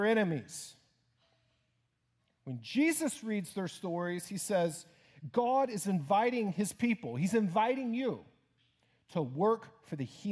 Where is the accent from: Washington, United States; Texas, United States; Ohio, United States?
Texas, United States; Houston; moved away; my home church in my hometown of Houston